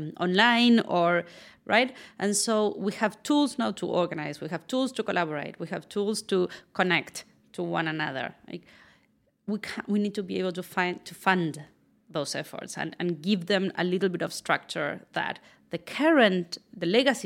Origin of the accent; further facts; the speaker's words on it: Argentina; also born or lived in Buenos Aires / San Francisco; now in New York, United States; I am from Argentina.